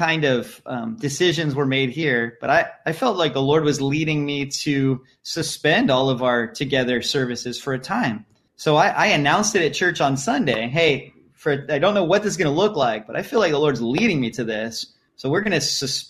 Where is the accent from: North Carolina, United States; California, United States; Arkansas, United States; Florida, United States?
California, United States; San Diego; also born or lived in Lake Havasu City, Arizona / Africa; now in Hawaii, United States; growing up in San Diego, surfing and stuff